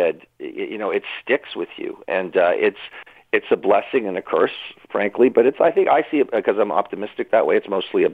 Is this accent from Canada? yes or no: yes; Toronto, Ontario, Canada; I grew up in Toronto